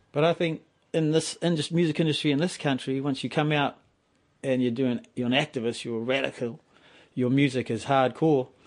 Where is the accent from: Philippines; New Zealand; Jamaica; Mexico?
New Zealand; Maoribank, Wellington; Well, where I grew up in Maoribank, that's the river. That was the the Hutt River. So I grew right up by the river, eeling, spearing cockabullies